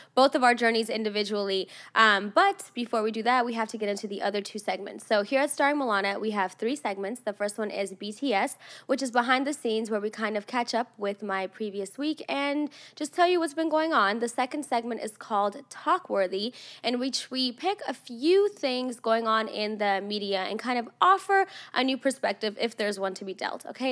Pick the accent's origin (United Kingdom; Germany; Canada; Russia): Russia; also born or lived in Los Angeles area, California; now in United States; I grew up in Russia, and that was cold, so I know cold